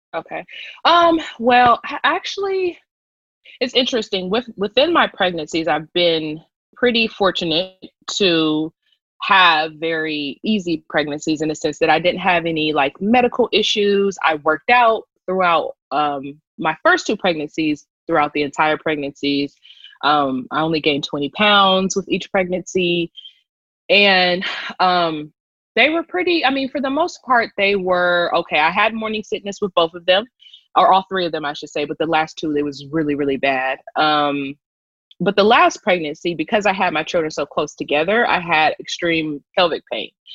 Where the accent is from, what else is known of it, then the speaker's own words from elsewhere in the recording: Columbus, Ohio, United States; moved away as an adult; now in Los Angeles, United States; I'm originally from Columbus, Ohio